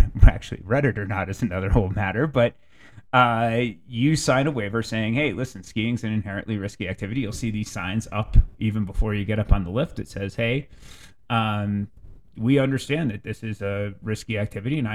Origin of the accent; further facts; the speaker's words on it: Canton, Connecticut, United States; moved away; When I was a kid growing up in Canton, Connecticut